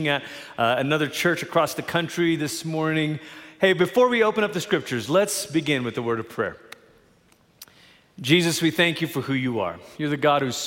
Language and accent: English; Malaysia; now in Colorado Springs, United States; I grew up in Malaysia. That's where I'm from